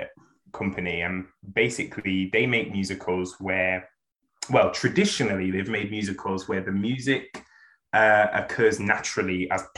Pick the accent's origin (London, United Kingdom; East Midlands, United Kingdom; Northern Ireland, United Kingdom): East Midlands, United Kingdom; Nottingham; growing up in Nottingham